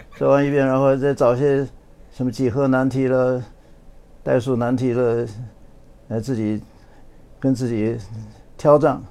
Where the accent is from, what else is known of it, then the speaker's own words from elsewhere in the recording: Chongqing, China; moved away as an adult; also born or lived in Beijing / Taiwan; now in California, United States; 从小是在北京出生的，后来抗战的时候到了重庆，呃，在重庆南开中学毕业